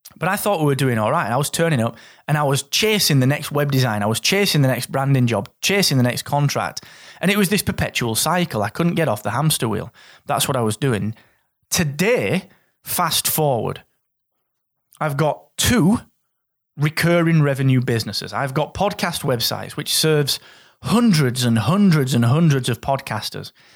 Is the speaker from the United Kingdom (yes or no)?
yes; Barnsley, Yorkshire and the Humber, United Kingdom; I'm a guy from Barnsley that comes from a family that was rooted in mining